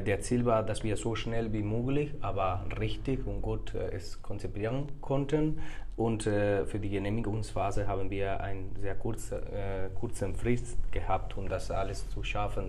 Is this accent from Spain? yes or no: yes; Córdoba, Andalusia, Spain; German is a second language; moved away as an adult; now in Munich, Germany; Ich komme aus Spanien her, genauso zu sagen aus Südspanien, aus Andalusien hm. und aus einer wunderbaren Stadt, die Córdoba heißt